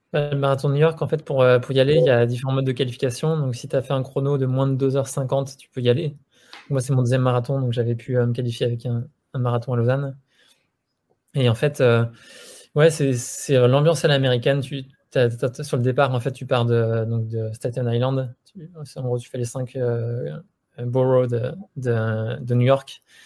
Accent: Annemasse, Auvergne-Rhône-Alpes, France; on vient de Haute-Savoie, on a grandi à Annemasse, dans la vallée de l'Arve

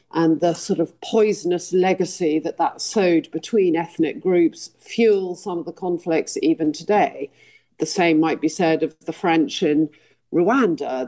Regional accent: United Kingdom; I want to be proud of being British

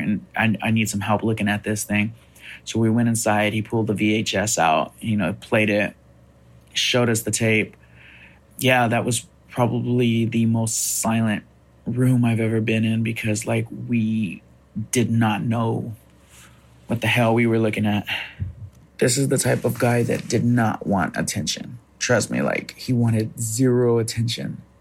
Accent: Fresno, California, United States; I'm from Fresno, California.

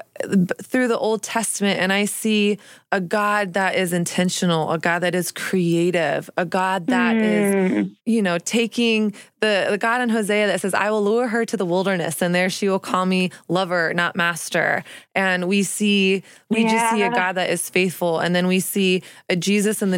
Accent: Texas, United States; also born or lived in Newport Beach, California / New York City; now in New York, United States; I grew up in Texas

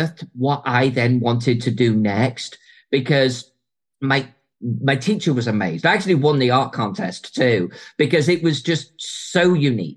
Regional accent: Chester, North West England, United Kingdom; my hometown of Chester

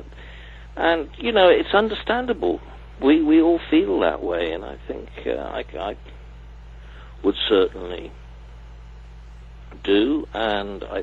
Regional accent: Cardiff, Wales, United Kingdom; having been born and bred in Cardiff

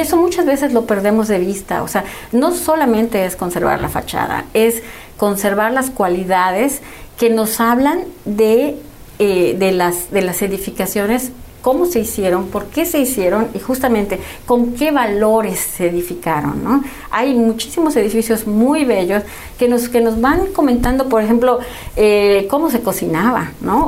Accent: Mexico; ya todos somos mexicanos

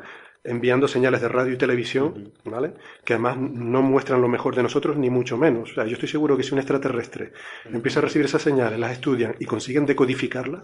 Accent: Canary Islands, Spain; los, los, canarios decimos Ceres

